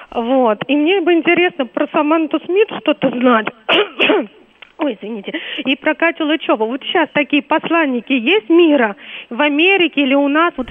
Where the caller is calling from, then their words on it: Moscow, Russia; я из Москвы.